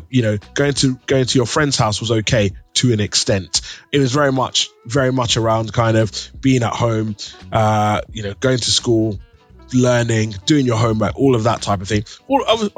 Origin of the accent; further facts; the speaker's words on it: London, United Kingdom; growing up in East London